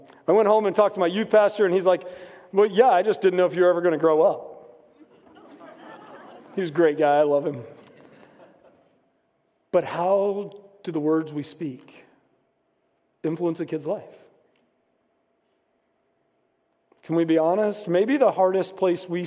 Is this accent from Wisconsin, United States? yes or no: no; West Virginia, United States; moved away as an adult; also born or lived in Indiana; I grew up in West Virginia, and I had one commitment that I was not going to school in West Virginia.